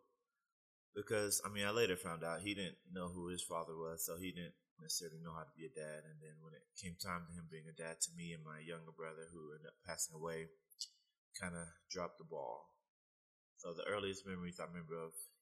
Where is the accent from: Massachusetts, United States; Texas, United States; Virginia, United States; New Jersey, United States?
Texas, United States; Temple; also born or lived in California; now in Salt Lake City, United States; where I was born and raised, Temple, Texas